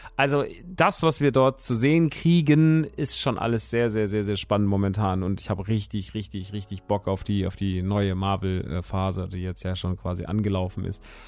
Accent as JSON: {"language": "German", "town": "Rodgau", "region": "Hesse", "country": "Germany", "tie": "born or raised there", "moved": "yes", "said": "in äh, Rottgau-Jügesheim, meiner alten Heimat"}